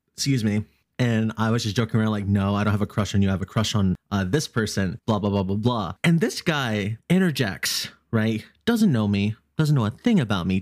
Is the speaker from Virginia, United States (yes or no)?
yes; Virginia, United States